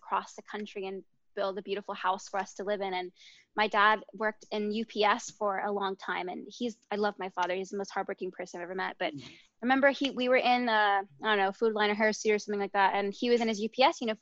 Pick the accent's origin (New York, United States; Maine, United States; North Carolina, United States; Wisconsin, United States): North Carolina, United States; also born or lived in San Diego, California; I didn't grow up in Texas, but I grew up in North Carolina